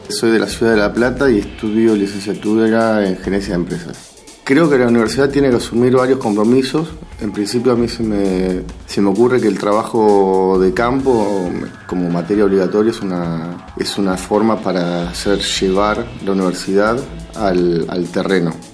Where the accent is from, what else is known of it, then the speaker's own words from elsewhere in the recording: Mexico; soy de México, estudio en la UAM Xochimilco Comunicación Social.